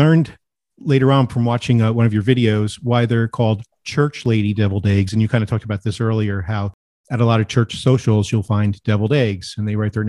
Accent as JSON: {"language": "English", "region": "New Jersey", "country": "United States", "tie": "born or raised there", "moved": "yes", "said": "So even though I grew up in New Jersey, we have some things in common. Since my dad was from the South, from Georgia"}